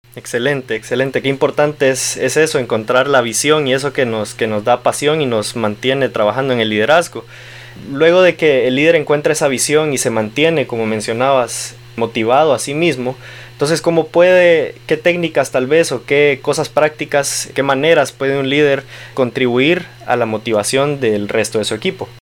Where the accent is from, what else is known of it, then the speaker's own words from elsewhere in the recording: Honduras; soy hondureño